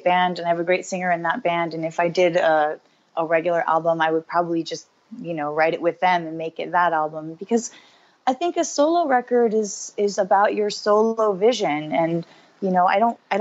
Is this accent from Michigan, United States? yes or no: no; Los Angeles, California, United States; growing up in Los Angeles